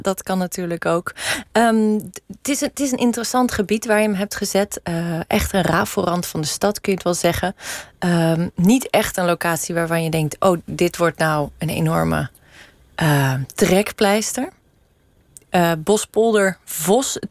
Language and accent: Dutch; Rotterdam, South Holland, Netherlands; Ik ben Rotterdammer